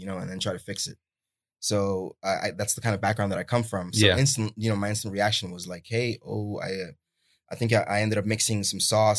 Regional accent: New York City, New York, United States; moved away; also born or lived in Florida; I was born in Manhattan. Yeah.

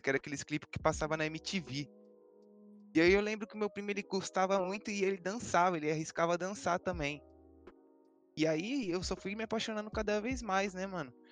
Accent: São Paulo, Brazil; Sou da Zona Leste aqui, moro do lado da casa do Feb, praticamente

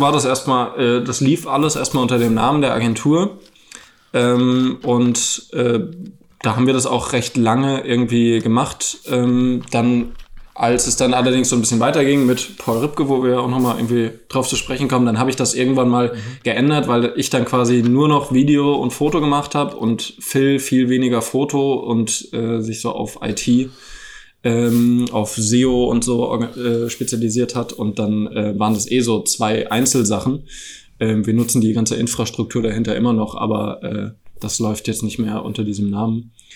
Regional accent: Frankfurt am Main, Hesse, Germany; moved away as an adult; now in Berlin, Germany; Ich komme ja eigentlich aus Frankfurt am Main

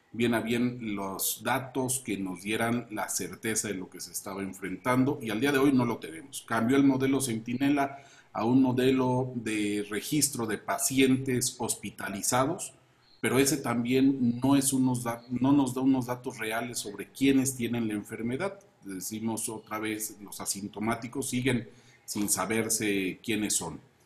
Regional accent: Chiapas, Mexico; En Chiapas sufrimos un sistema de salud saqueado por gobiernos anteriores

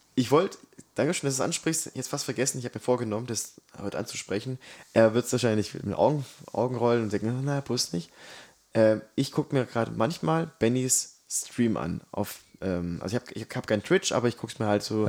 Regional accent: Swabia, Baden-Württemberg, Germany; ich bin ja Schwabe durch und durch

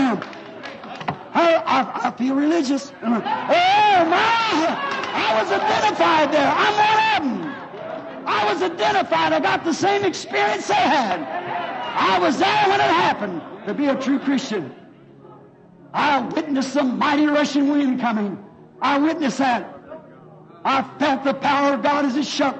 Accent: United States; I'm a real American.

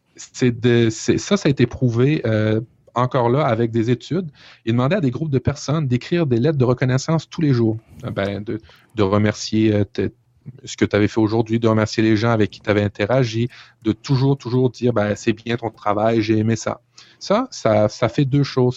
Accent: Canada; chez nous au Canada

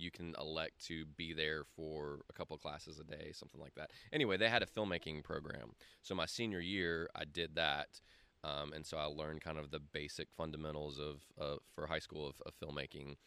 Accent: Greenville, South Carolina, United States; I've been here my whole life

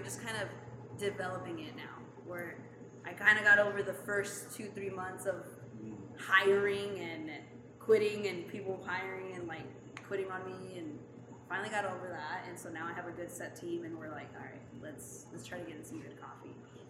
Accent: Utah, United States; accent: Utah; now in Long Beach, United States; My Utah accent comes out.

